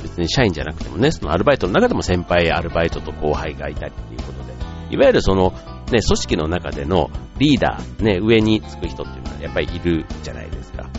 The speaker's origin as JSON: {"language": "Japanese", "region": "Osaka", "country": "Japan", "tie": "born or raised there", "moved": "yes", "said": "僕の実家のある関西というか、ね、大阪"}